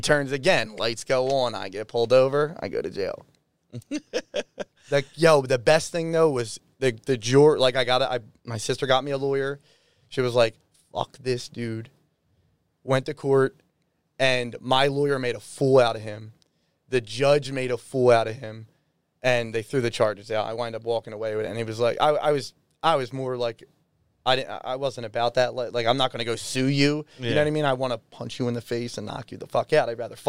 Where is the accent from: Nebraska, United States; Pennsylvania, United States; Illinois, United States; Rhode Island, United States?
Pennsylvania, United States; Philadelphia; I grew up in South Philly